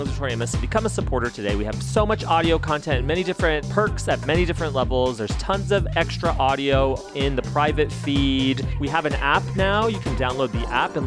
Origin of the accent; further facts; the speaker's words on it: Las Cruces, New Mexico, United States; I grew up in Las Cruces, New Mexico